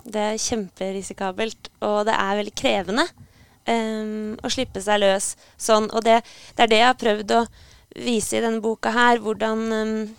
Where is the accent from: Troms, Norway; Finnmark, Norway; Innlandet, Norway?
Innlandet, Norway; Hamar; moved away as an adult; also born or lived in Trondheim; jeg kommer opprinnelig fra Hamar. Og flytta til Trondheim for å studere